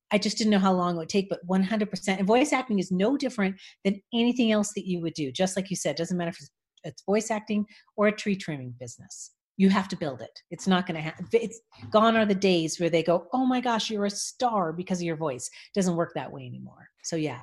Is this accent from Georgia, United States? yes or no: no; Los Angeles, California, United States; I grew up in Los Angeles, and my father was a musician.